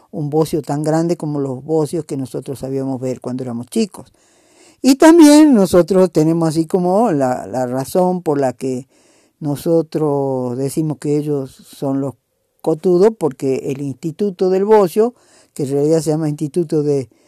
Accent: Salta, Argentina; y los cuentos de salteño les decimos nosotros

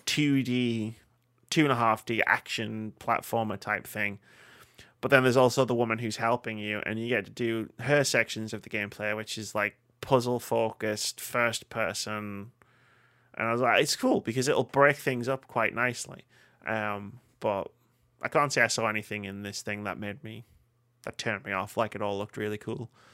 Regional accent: United Kingdom; we're both white and we're both British

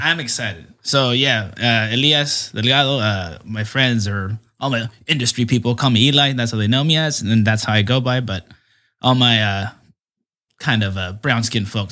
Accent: San Diego, California, United States; my parents' house where I grew up in is in Southcrest

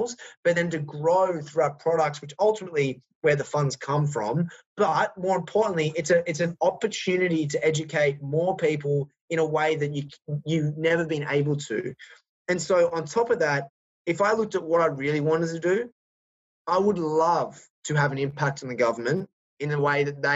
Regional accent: Australia; accent: Australian; my Australian accent

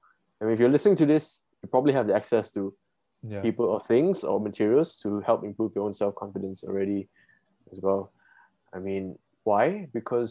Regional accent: Malaysia; being Malaysian

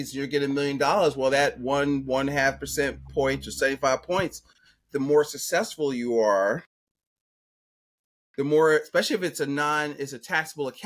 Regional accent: Philadelphia, Pennsylvania, United States; I'm from Philadelphia growing up

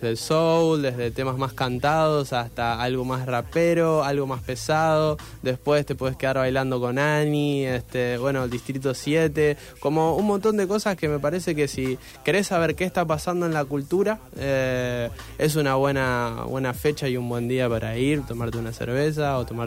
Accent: Rosario, Santa Fe, Argentina; se puede hacer eh, algo con esto de, la música siendo rosarino, este, como no, hace falta caer en, solo en Buenos Aires

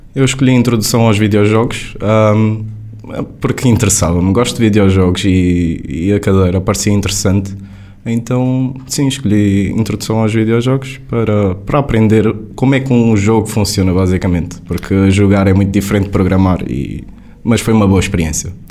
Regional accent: Faro, Algarve, Portugal; moved away as an adult; also born or lived in Lisbon; vou mesmo para a minha terra natal, vou voltar para o Algarve

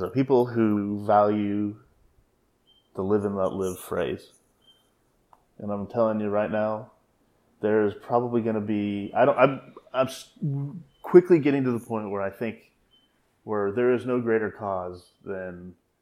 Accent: Texas, United States; my fellow Texans

